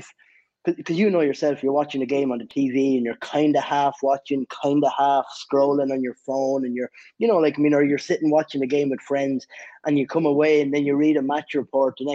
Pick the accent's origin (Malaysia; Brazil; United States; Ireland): Ireland; I'm from Ireland